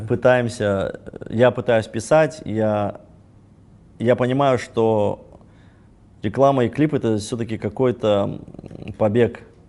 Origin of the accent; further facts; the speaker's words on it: Kazakhstan; мы казахи